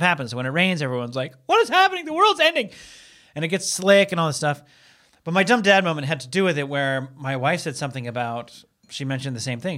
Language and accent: English; Seattle, Washington, United States; now in Los Angeles, United States; I'm from Seattle